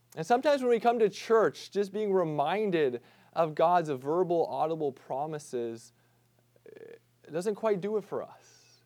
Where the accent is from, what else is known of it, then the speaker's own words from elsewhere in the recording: Midwest, United States; growing up in the Midwest